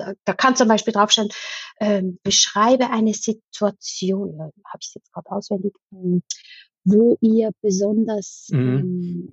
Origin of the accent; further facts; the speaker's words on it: Switzerland; ich komme aus der Schweiz